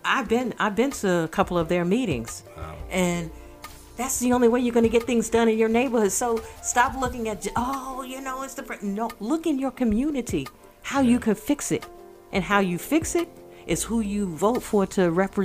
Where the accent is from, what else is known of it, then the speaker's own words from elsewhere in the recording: New York, United States; moved away as an adult; also born or lived in Miami; now in Brunswick, United States; I'm from New York.